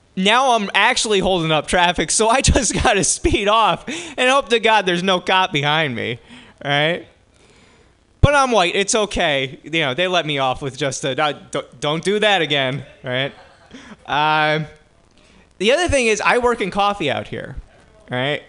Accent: New Jersey, United States; moved away; I grew up in New Jersey

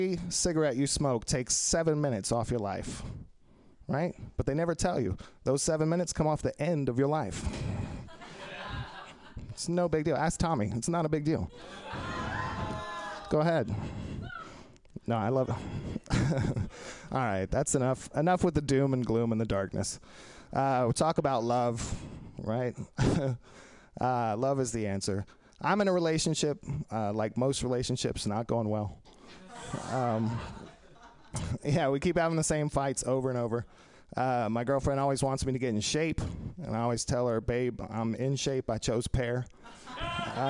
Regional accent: Texas, United States; I'm sincerely a Texan from a Texas family

